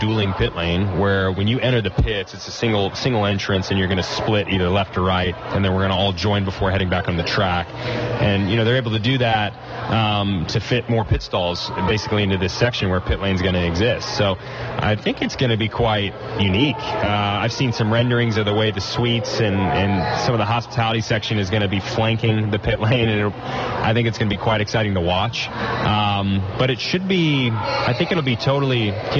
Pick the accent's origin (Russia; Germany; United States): United States; Nashville, Tennessee; I'm from Nashville